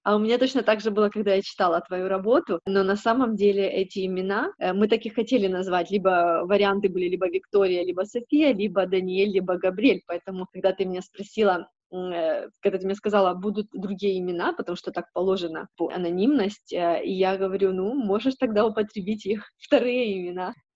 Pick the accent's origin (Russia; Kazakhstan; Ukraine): Ukraine; first language Ukrainian and Russian; moved away as an adult; also born or lived in Nigeria; now in Netherlands; Я с Украины, поэтому у меня украинский и русский — это родные языки